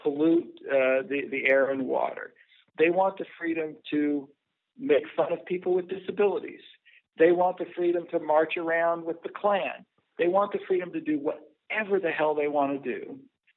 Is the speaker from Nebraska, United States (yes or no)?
yes; Nebraska, United States; I spent much of my life in rural America. I'm from Nebraska